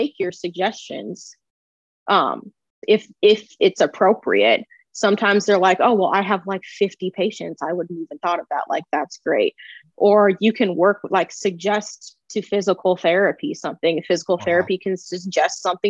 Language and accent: English; Omaha, Nebraska, United States; now in St. Louis, United States; I am originally from Omaha, Nebraska, but I currently live in St. Louis.